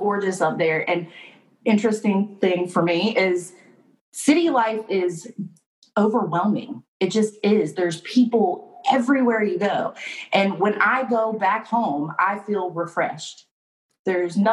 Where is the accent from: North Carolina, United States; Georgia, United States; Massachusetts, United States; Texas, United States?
North Carolina, United States; also born or lived in Wilmington, North Carolina; now in Fayetteville, United States; I'm from North Carolina